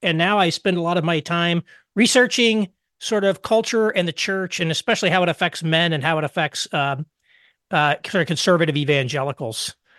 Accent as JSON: {"language": "English", "region": "southern Indiana", "country": "United States", "tie": "born or raised there", "also_born_or_lived": "Detroit / Chicago / New York City", "lives_now": "Indianapolis, United States", "said": "I grew up about four miles outside of a six, uh, town of sixty-four people in southern Indiana"}